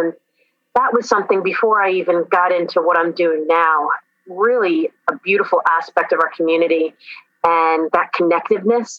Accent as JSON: {"language": "English", "area": "Long Island", "region": "New York", "country": "United States", "tie": "born or raised there", "also_born_or_lived": "Vermont", "moved": "as an adult", "lives_now": "St. Petersburg, United States", "said": "Specifically Long Island, New York."}